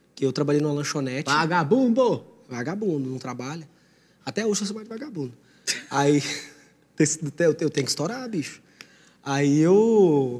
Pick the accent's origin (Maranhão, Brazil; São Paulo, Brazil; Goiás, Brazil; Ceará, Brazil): Goiás, Brazil; Jataí; lá na minha cidade, em Jataí